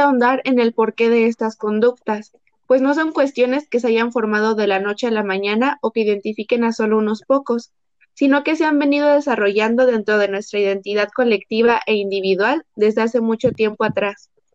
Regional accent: Mexico; las características que nos definen como mexicanos

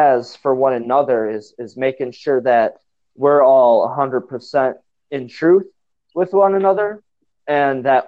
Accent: Northwest Wisconsin, United States; also born or lived in Sandusky, Ohio; I'm from Northwest Wisconsin

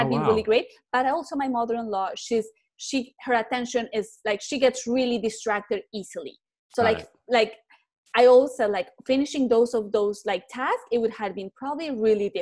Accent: Colombia; moved away; I'm originally from Colombia

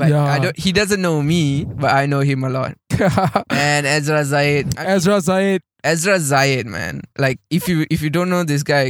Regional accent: Malaysia; as a Malaysian

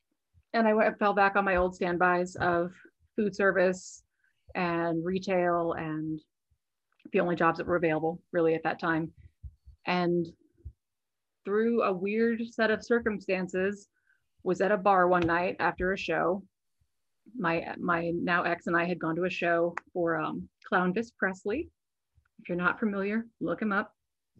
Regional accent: Florida, United States; born there; also born or lived in Virginia / Spain; Life story, I'm a military brat. So I was born in Florida, and then we were stationed at the Pentagon, and then we were stationed in Spain, right outside Madrid.

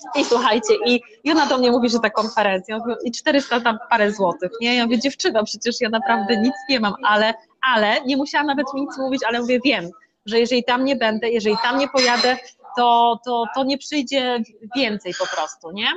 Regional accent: Szczytno, Warmian-Masurian Voivodeship, Poland; moved away as an adult; now in Tricity, Poland; ja pochodzę z Mazur, z małej miejscowości Szczytno

